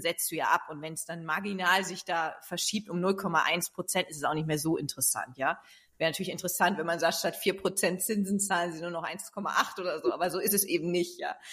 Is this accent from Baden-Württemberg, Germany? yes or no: no; East Frisia, Lower Saxony, Germany; now in Hamburg, Germany; dann bin ich nach Ostfriesland in meine Heimat gegangen